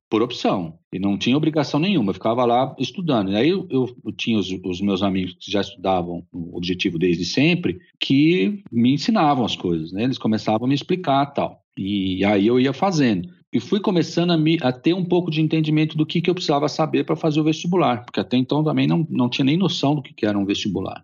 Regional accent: São Paulo, Brazil; eu sou de São Paulo, nascido na capital de, de, São Paulo.

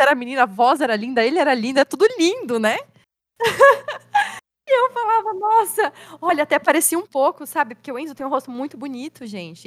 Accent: São Paulo, Brazil; eu sou de São Paulo

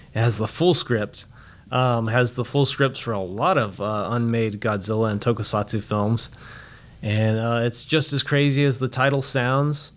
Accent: Roswell, New Mexico, United States; I'm actually from Roswell, New Mexico

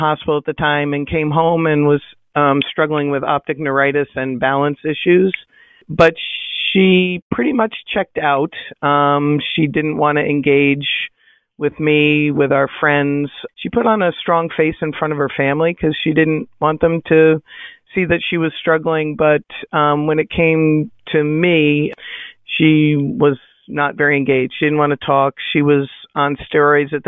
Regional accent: New York, United States; also born or lived in New Hampshire; I'm from New York. Both Ann and I live about 45 minutes north of the city out of Manhattan.

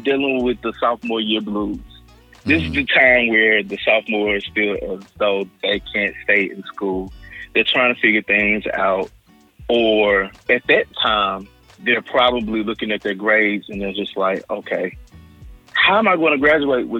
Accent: Hattiesburg, Mississippi, United States; I am from Hattiesburg, Mississippi

